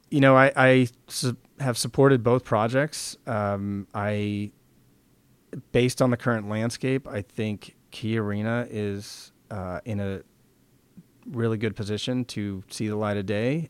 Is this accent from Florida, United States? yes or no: no; San Francisco, Oakland area, California, United States; now in Seattle, United States; Growing up in San Francisco, Oakland area, hockey didn't exist